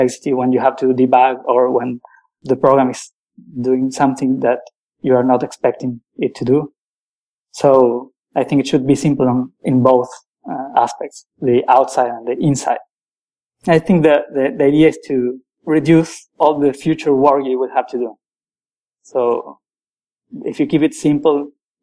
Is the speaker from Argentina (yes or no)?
yes; Argentina; also born or lived in Paris, France; now in France; I'm a programmer from Argentina. I'm currently living in the outskirts of Paris.